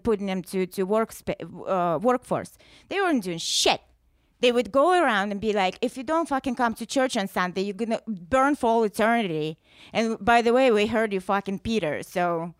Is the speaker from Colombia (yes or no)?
no; Russia; English is a second language; moved away as an adult; now in United States